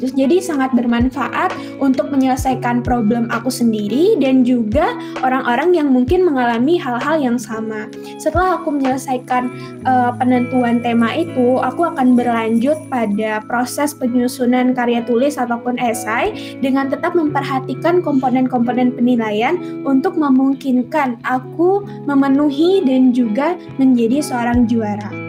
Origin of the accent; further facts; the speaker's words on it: Bali, Indonesia; memperkenalkan daerah aku khususnya daerah Bali